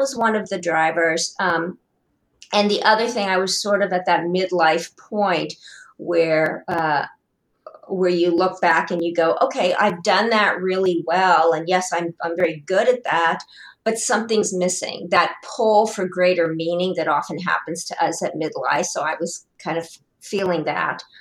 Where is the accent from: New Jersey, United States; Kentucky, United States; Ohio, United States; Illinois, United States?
Ohio, United States; Columbus; born and raised in Columbus, Ohio